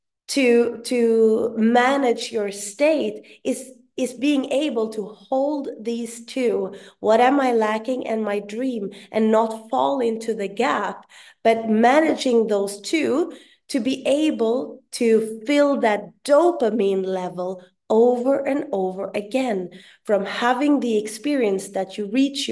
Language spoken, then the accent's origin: English; Sweden; first language Swedish; English is a second language; my mother tongue in Swedish